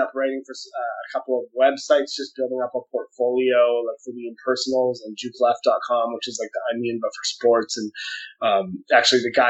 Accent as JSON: {"language": "English", "town": "Victoria", "region": "British Columbia", "country": "Canada", "said": "I'm from Victoria, BC"}